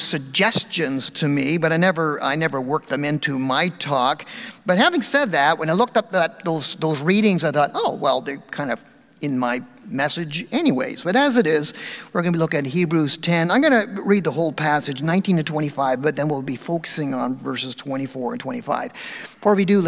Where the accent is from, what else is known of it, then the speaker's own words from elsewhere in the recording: Dundas, Ontario, Canada; I'm from Dundas. I've served all my 30 years of ministry in Ontario